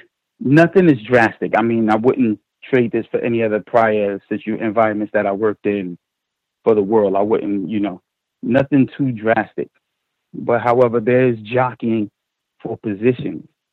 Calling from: New York, United States; I'm calling from New York.

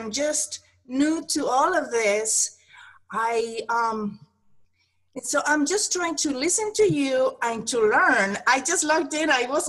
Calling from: Maryland, United States

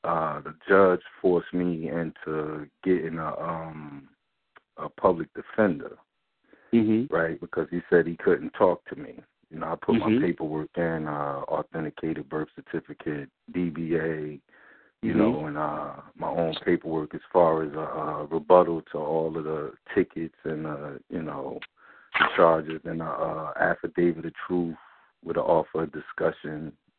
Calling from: New Jersey, United States; All right, yeah, I'm calling from Jersey, man.

